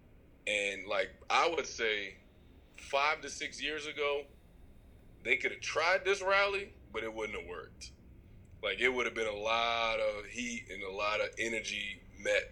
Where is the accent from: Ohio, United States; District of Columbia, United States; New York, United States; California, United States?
District of Columbia, United States; Washington; in D.C., which is the nation's capital, which is my hometown